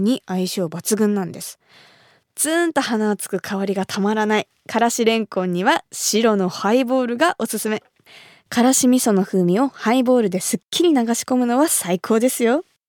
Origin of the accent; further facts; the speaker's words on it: Kumamoto, Japan; moved away; 私が生まれ育った熊本